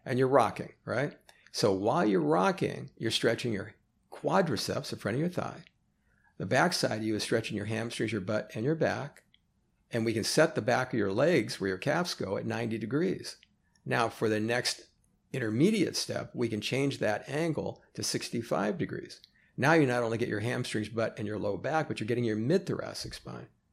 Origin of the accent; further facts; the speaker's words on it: Oakland, California, United States; moved away as an adult; now in Los Angeles, United States; Born and raised in Oakland